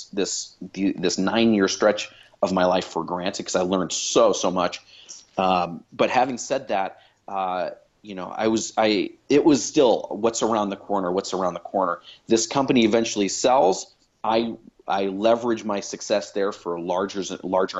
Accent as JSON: {"language": "English", "town": "Chicago", "region": "Illinois", "country": "United States", "tie": "born or raised there", "said": "I grew up in Chicago."}